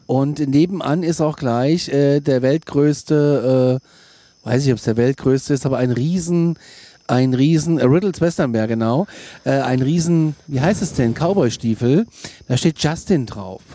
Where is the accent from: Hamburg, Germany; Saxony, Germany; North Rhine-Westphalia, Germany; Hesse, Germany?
Hesse, Germany; Kassel; da komme ich aus der Hauptstadt der Waschbären in Kassel